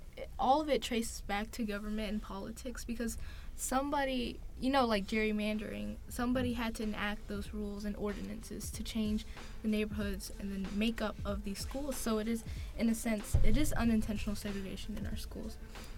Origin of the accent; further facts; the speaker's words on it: Clayton County, Georgia, United States; I'm from Clayton County